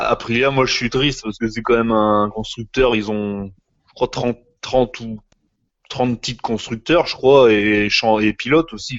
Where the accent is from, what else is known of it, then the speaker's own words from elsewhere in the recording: France; chez nous, en France